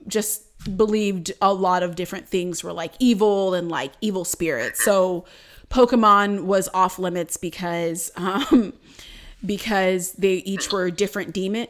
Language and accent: English; Durham, North Carolina, United States; I was born in Durham, North Carolina at like 6:12 p.m.